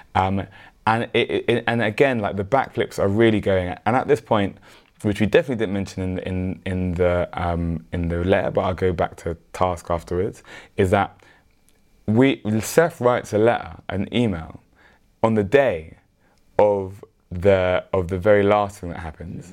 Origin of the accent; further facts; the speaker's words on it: London, United Kingdom; we're all from South London